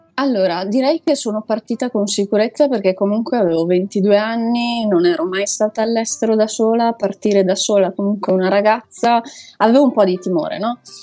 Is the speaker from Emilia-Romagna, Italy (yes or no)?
no; province of Belluno, Veneto, Italy; moved away as an adult; now in Lisbon, Portugal; io sono cresciuta, nata, eccetera, eccetera, in un paesino piccino in provincia di Belluno